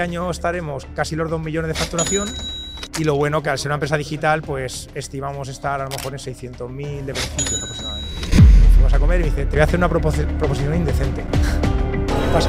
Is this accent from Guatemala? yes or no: no; Toledo, Castilla-La Mancha, Spain; now in Valencia, Spain; yo soy de Toledo, vivo en Valencia porque mi mujer es de Valencia y nos mudamos ahí y nada, soy de Toledo